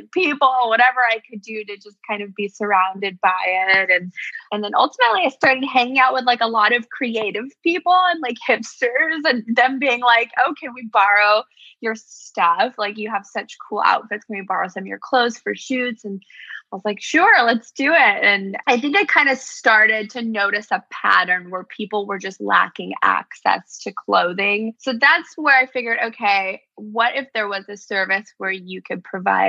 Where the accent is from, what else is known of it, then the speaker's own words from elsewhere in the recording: Bay Area, California, United States; moved away as an adult; also born or lived in New York City / Los Angeles; I was born in New York City. Unfortunately, my dad passed away when I was little, so we had to leave New York and we moved out to the West Coast. So I grew up in the Bay Area